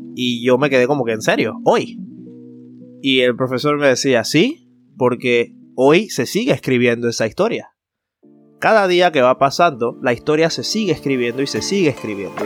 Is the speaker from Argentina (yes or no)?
no; Panama; nuestra personalidad como panameños